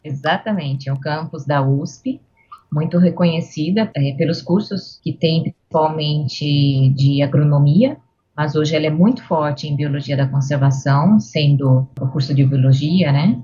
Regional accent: Santa Bárbara d'Oeste, São Paulo, Brazil; also born or lived in Piracicaba; Eu nasci em Santa Bárbara do Oeste.

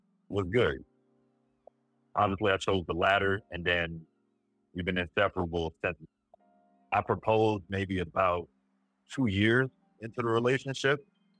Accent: Shreveport, Louisiana, United States; moved away as an adult; also born or lived in Jackson, Mississippi / Washington, D.C.; So born and raised in Shreveport, Louisiana.

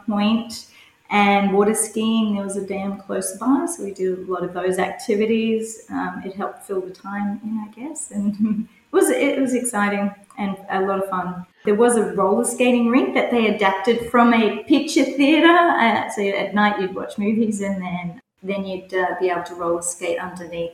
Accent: Cowra, New South Wales, Australia; also born or lived in Sydney; now in Brisbane, Australia; I was born in Sydney, but my parents decided to move to the country, which uh, to Cowra, which is a small country town about four hours west of Sydney, and where we were raised on farms

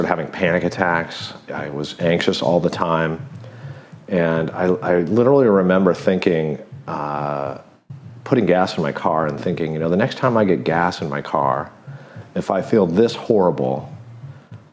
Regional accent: Big Bear, California, United States; I grew up in Southern California in Big Bear.

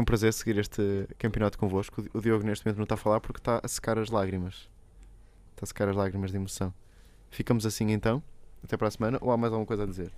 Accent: Portugal; somos mesmo portugueses

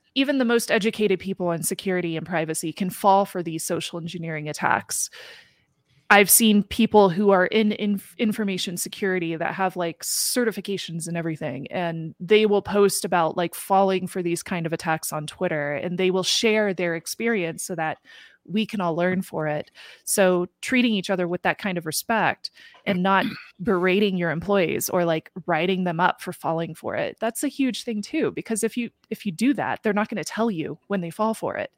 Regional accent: Midwest, United States; Growing up in the Midwest

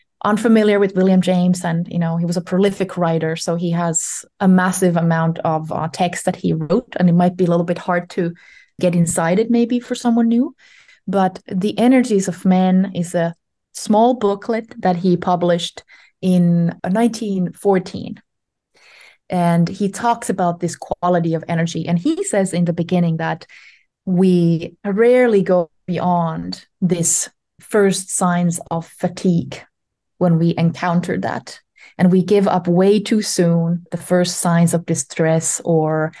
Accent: Ostrobothnia, Finland; I was born in Finland in the Ostrobotnia, in the Western region, 40 some years ago.

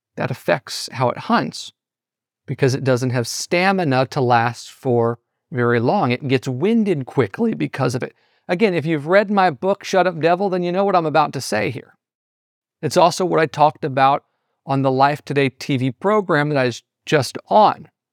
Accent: Southeast Missouri, United States; in my hometown, where I'm originally from in Southeast Missouri

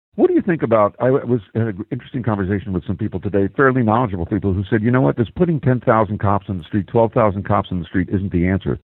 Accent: Philadelphia, Pennsylvania, United States; I come from Philly

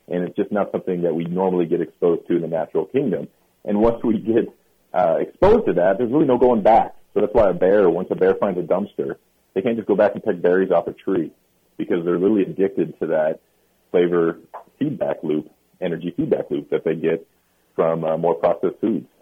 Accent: Kansas and Iowa, Midwest, United States; moved away; I grew up in Kansas and Iowa

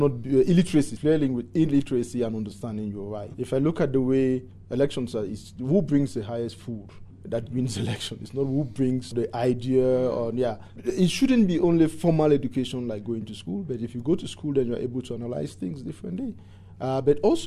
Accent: Anglophone Cameroon, Cameroon; I was born and grew up from the English-speaking Cameroon, which was a minority

